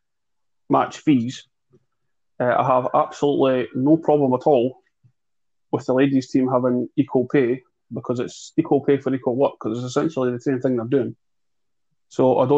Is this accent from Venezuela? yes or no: no; Scotland, United Kingdom; as a Scotsman